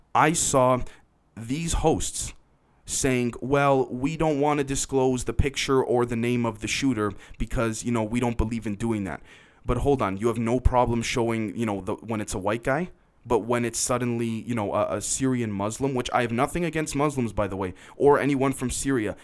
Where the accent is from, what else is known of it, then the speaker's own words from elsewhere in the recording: Canada; I'm a Canadian